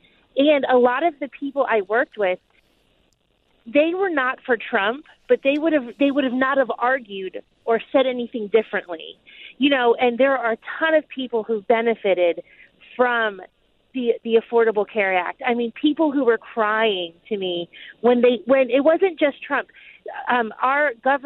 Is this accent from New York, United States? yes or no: yes; New York, United States; moved away as an adult; I'm from New York and I've lived there for 15 years